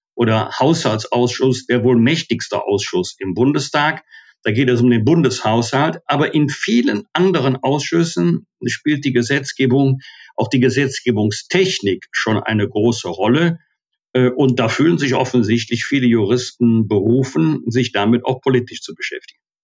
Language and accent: German; Bergisch Gladbach, North Rhine-Westphalia, Germany; Ich war ja auch 20 Jahre Mitglied im Rat meiner Heimatstadt Bergisch Gladbach